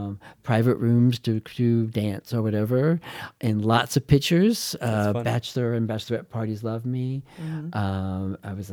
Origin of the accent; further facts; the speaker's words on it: St. Louis, Missouri, United States; also born or lived in Texas; We left when I was a baby, so I was raised in St. Louis.